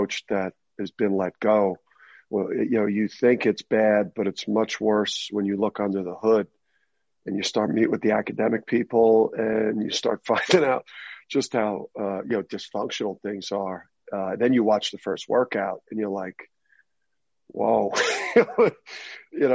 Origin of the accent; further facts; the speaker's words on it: Jersey City, New Jersey, United States; growing up in Jersey City, I listened to a lot of rap growing up